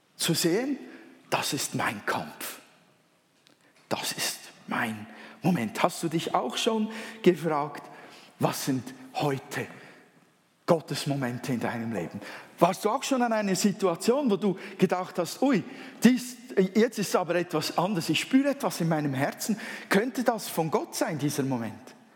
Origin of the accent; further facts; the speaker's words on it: Switzerland; accent: Swiss German; first language Swiss German; Erstens einmal bin ich ja Schweizer. Schweizerdeutsch ist eigentlich meine Muttersprache.